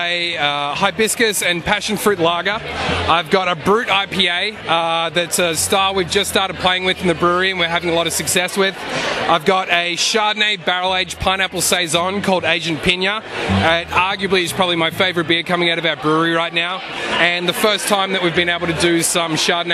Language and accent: English; Australia; now in United States; As an Australian